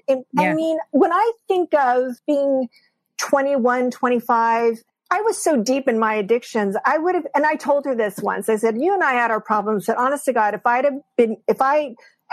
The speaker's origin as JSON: {"language": "English", "town": "San Diego", "region": "California", "country": "United States", "tie": "born or raised there", "said": "Born and raised in San Diego"}